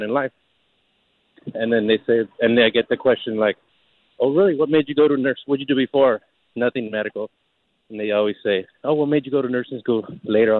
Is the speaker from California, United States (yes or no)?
yes; Los Angeles, California, United States; I grew up in East L.A.